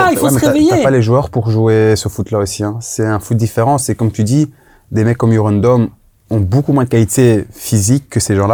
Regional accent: Brussels, Brussels-Capital Region, Belgium; moi je suis bruxellois.

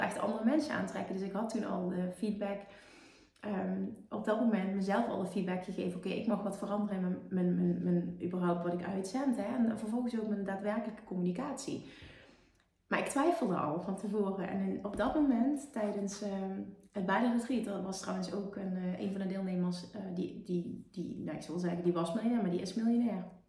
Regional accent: Netherlands; Ik kom uit Nederland

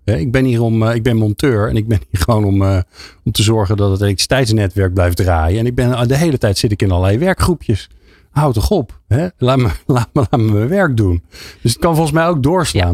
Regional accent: Netherlands; ik ben een Hollander

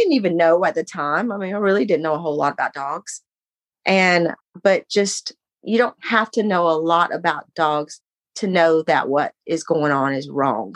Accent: Texas, United States; moved away as an adult; I was from Texas. I decided at 18, I was going to leave and go get married.

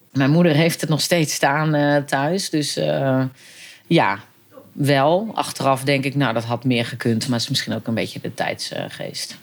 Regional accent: Eerbeek, Gelderland, Netherlands; now in Arnhem, Netherlands; Ik ben opgegroeid inderdaad in, eh, in een eh, dorp, eh, maar wel een kleurrijk dorp

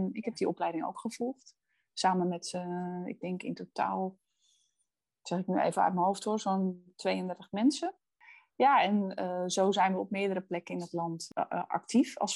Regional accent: Netherlands; Ik kom uit Boerden.

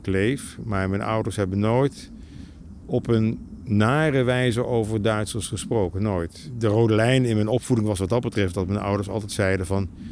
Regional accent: Nijmegen, Gelderland, Netherlands; ik ben geboren in Nijmegen

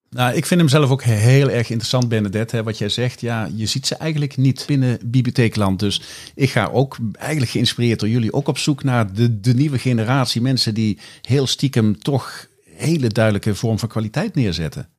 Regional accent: Kerkrade, Limburg, Netherlands; mijn geboorteplaats Kerkrade

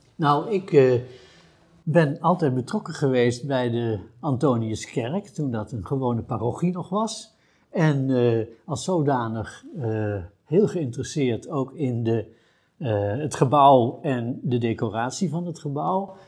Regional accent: Utrecht, Netherlands; Ik ben geboren in Utrecht, in de binnenstad. En eh, heb ik bij, altijd gewoond

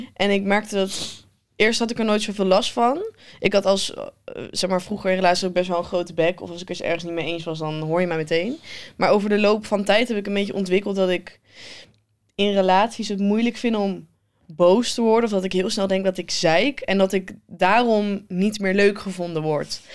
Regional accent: North Brabant, Netherlands; ik ben een Brabander

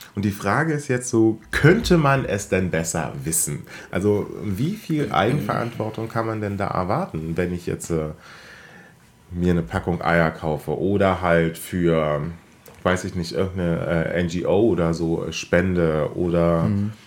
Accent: Germany; wir als äh, Deutsche mit unserer Pedanterie

